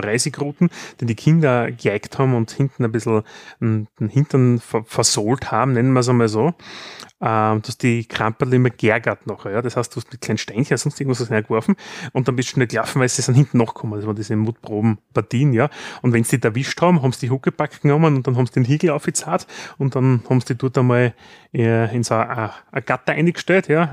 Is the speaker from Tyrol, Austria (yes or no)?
no; Styria, Austria; bei uns in der Steiermark